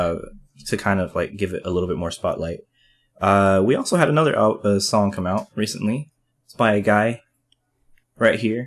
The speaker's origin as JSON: {"language": "English", "region": "West Texas", "country": "United States", "tie": "born or raised there", "said": "I grew up in West Texas, brother. Okay? I was on the farms"}